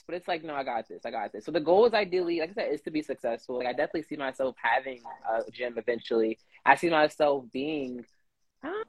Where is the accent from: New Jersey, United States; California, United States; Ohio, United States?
New Jersey, United States; moved away as an adult; now in Los Angeles, United States; from New Jersey. Born and raised in New Jersey